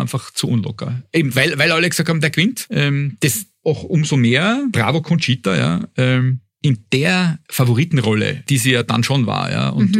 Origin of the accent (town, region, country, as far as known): Austria